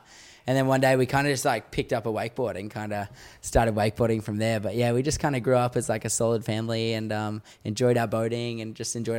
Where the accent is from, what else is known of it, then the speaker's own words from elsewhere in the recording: Newcastle, New South Wales, Australia; Yeah, I grew up in Newcastle, Australia, in this small town called Madawi.